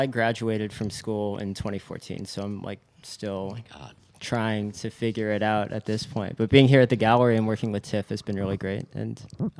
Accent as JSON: {"language": "English", "town": "Portland", "region": "Oregon", "country": "United States", "tie": "born or raised there", "also_born_or_lived": "Rhode Island", "moved": "as an adult", "lives_now": "Los Angeles, United States", "said": "I'm from Portland, Oregon."}